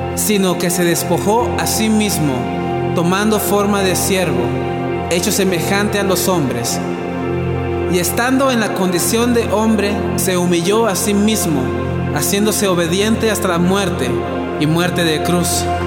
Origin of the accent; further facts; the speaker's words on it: Sonora, Mexico; soy del norte de México, un lugar, un estado llamado Sonora, eh, frontera con Estados Unidos